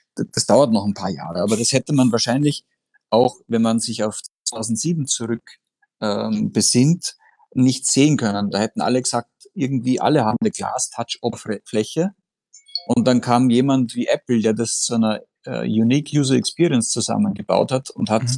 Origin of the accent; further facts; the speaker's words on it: Austria; accent: Austrian; ich bin Österreicher, wie man in meiner Aussprache durchaus äh, äh, hören kann